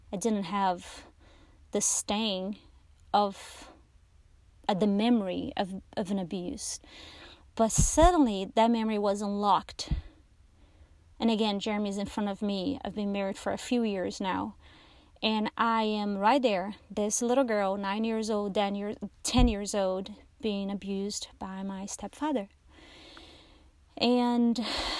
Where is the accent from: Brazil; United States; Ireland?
Brazil; I was born in Brazil